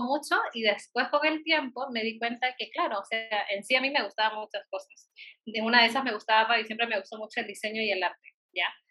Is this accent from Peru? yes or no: yes; Peru; como buena peruana